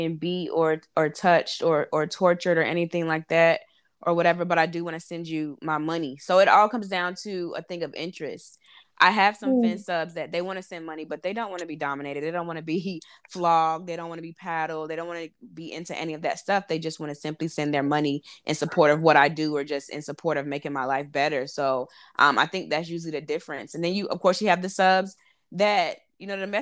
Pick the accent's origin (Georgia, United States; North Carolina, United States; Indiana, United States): North Carolina, United States; moved away as an adult; also born or lived in Harlem, New York / Brooklyn, New York; now in New York City, United States; I'm from North Carolina, born and raised, lived there 23 years